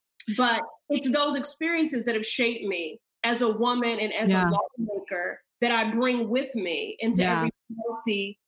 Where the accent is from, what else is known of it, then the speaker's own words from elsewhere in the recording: Chicago, Illinois, United States; now in Massachusetts, United States; I was raised in Chicago.